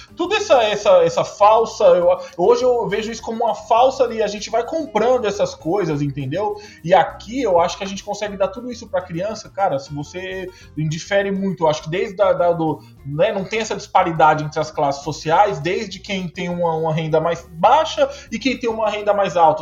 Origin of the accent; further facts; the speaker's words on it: São Paulo, Brazil; moved away as an adult; now in Canada; eu sou de São Paulo capital